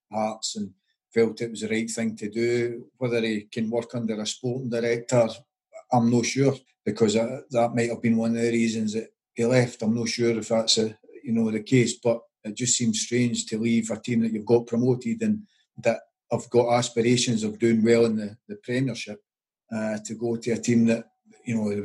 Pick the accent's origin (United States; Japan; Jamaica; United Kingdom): United Kingdom; Paisley, Scotland; I grew up in Paisley, played for some local boys' clubs